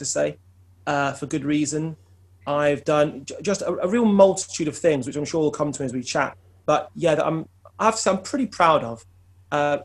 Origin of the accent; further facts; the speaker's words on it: Wolverhampton, West Midlands, United Kingdom; moved away as an adult; now in Coventry area, United Kingdom; I'm originally from Wolverhampton